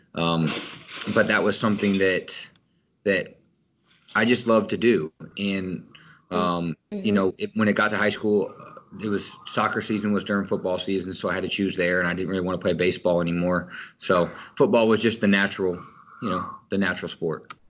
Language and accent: English; Kansas, United States; growing up in Kansas